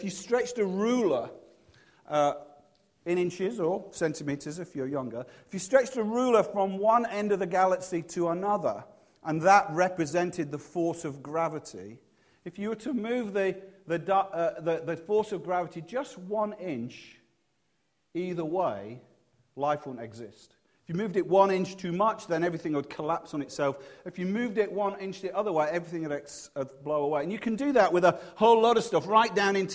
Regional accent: Leeds, Yorkshire and the Humber, United Kingdom; now in Cheltenham, United Kingdom; because I'm from Leeds, we didn't have a very big house

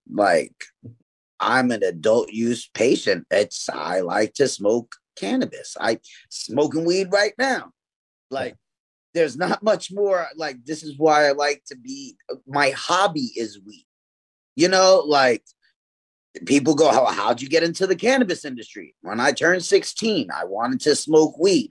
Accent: New York City, New York, United States; I grew up in East New York, Brooklyn

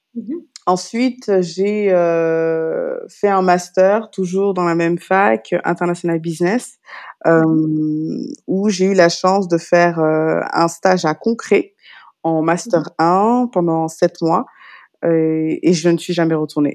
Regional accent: Paris, Île-de-France, France; moved away as an adult; now in Dakar, Senegal; je suis née j'ai grandi en France, à Paris pour être précise

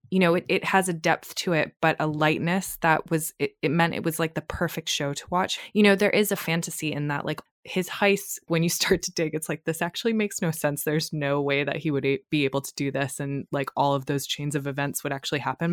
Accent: Boston area, Massachusetts, United States; I am from Massachusetts

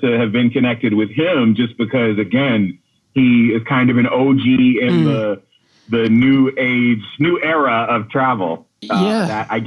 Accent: Florida, United States; As a child growing up in Florida in the 80s

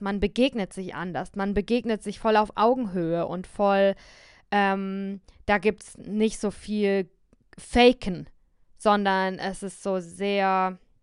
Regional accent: near Heidelberg, Baden-Württemberg, Germany; accent: southern German High German, local dialect; also born or lived in Berlin; ich bin in Süddeutschland geboren, in der Nähe von Heidelberg und äh, dort spricht man Dialekt

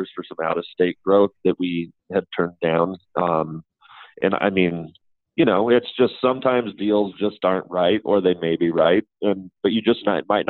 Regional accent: Colorado, United States; I'm from Colorado

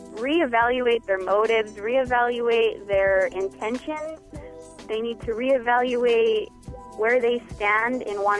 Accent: Las Cruces, New Mexico, United States; I am a senior at Las Cruces High School. I'm 18, and I'm from Las Cruces, New Mexico.

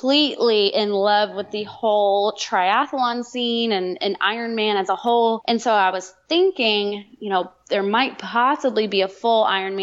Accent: Chattanooga, Tennessee, United States; my hometown in Chattanooga

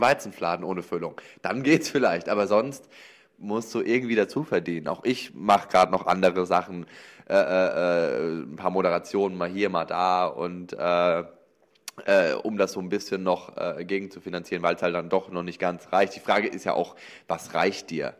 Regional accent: Lower Franconia, Bavaria, Germany; moved away as an adult; also born or lived in Cologne; ich komme aus, aus Unterfranken, aus Bayern quasi

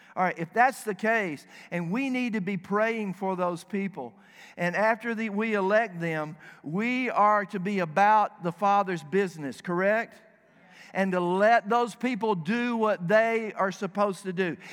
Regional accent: the South, United States; moved away as an adult; now in Dearborn, United States; I am from the South.

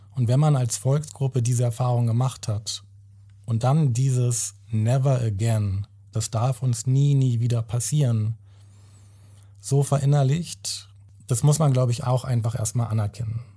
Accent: Germany; Ich bin in Deutschland geboren, ich bin hier aufgewachsen.

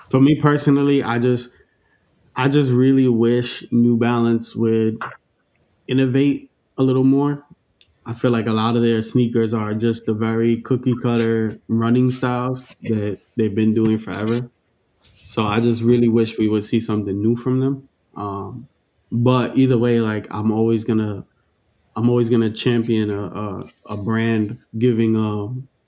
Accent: Queens, New York, United States; I'm from Queens and I listen

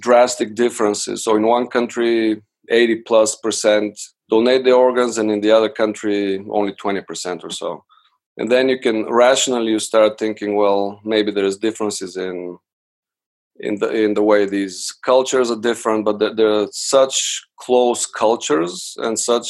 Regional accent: Bulgaria; moved away as an adult; now in United States; I'm originally from Bulgaria. I came to the States for undergraduate studies

